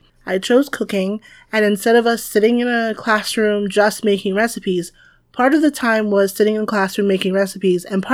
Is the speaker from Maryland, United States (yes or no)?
no; Wilmington, North Carolina, United States; moved away as an adult; also born or lived in Washington, D.C. / Asheville, North Carolina; now in Merced, United States; growing up in the South was really interesting.